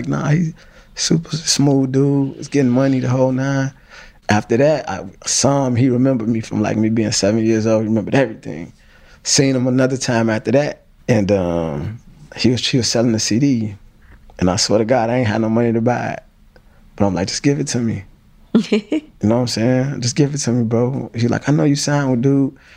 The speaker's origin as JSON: {"language": "English", "town": "Chicago", "region": "Illinois", "country": "United States", "said": "I'm from Chicago"}